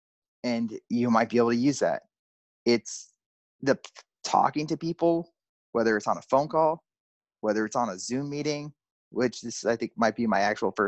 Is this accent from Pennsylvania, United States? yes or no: yes; Pennsylvania, United States; moved away as an adult; now in Texas, United States; my home state in Pennsylvania, here in Texas